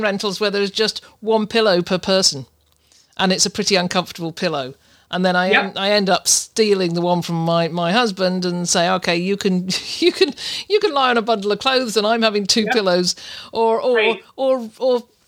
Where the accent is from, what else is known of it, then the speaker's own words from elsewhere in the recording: United Kingdom; I'm a Brit.